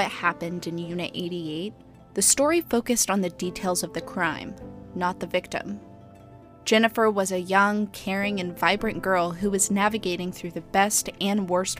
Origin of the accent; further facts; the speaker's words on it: Austin, Texas, United States; I grew up in Austin